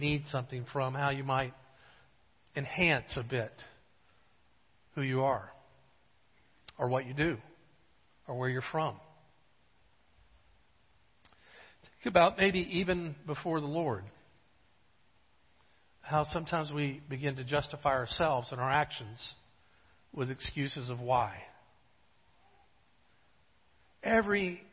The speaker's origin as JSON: {"language": "English", "town": "Jacksonville", "region": "Florida", "country": "United States", "also_born_or_lived": "Gainesville, Florida", "said": "I had moved from Jacksonville to Gainesville"}